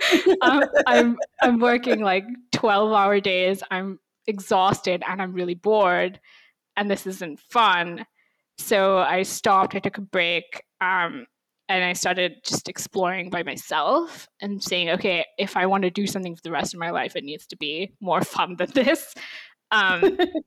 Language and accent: English; India; first language English; moved away as an adult; now in United States; I grew up in India